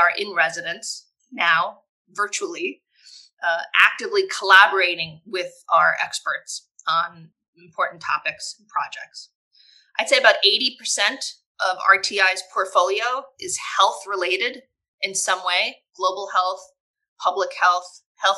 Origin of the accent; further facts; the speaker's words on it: suburbs of New York, United States; now in Orange County, North Carolina, United States; I grew up in the suburbs of New York